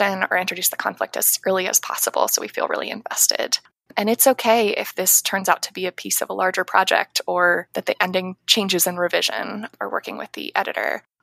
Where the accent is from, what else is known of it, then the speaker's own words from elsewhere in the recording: Ohio, United States; also born or lived in New York City, United States; I moved to Ohio when I was about 9 years old